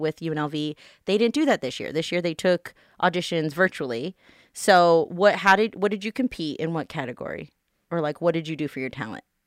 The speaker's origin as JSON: {"language": "English", "town": "Las Vegas", "region": "Nevada", "country": "United States", "tie": "born or raised there", "said": "I'm born and raised here in Vegas"}